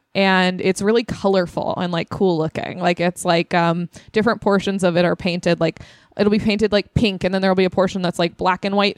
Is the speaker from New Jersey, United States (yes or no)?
no; Temecula, California, United States; I'm from Temecula, California. In beautiful Inland Empire.